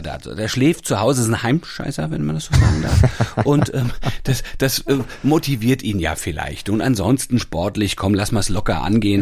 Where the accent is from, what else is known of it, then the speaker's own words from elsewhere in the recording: Hanau, Hesse, Germany; in meiner Heimat in Hanau